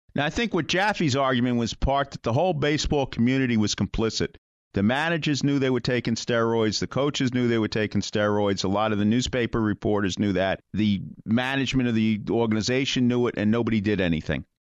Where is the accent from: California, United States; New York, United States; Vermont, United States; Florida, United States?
New York, United States; when I was a boy growing up in New York